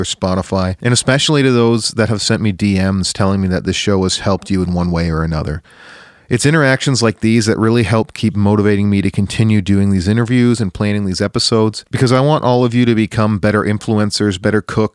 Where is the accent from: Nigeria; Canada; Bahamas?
Canada; as a Canadian